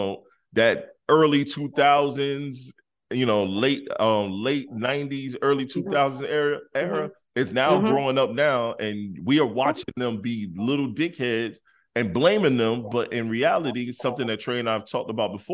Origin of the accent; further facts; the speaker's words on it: Detroit, Michigan, United States; moved away; also born or lived in South Carolina; I grew up in Detroit, Michigan